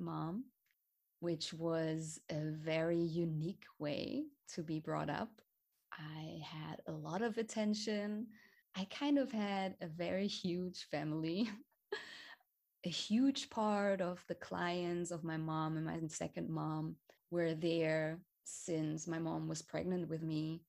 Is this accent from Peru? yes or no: no; Hamburg, Germany; I was born and raised in Hamburg. It's a city in the north of Germany